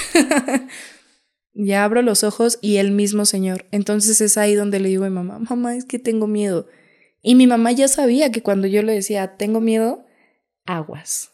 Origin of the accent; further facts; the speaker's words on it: Santa María Xochoteco, Hidalgo, Mexico; Mi pueblito es muy bello.